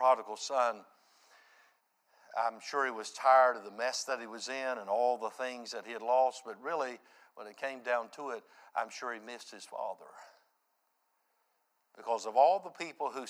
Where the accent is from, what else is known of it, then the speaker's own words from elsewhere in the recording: United States; I grew up there in Reimertown